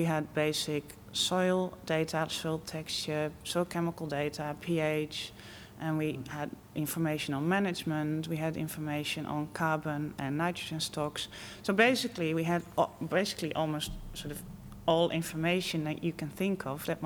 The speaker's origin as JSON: {"language": "English", "country": "Netherlands", "also_born_or_lived": "Wageningen, Netherlands", "moved": "as an adult", "lives_now": "United Kingdom", "said": "I'm from the Netherlands."}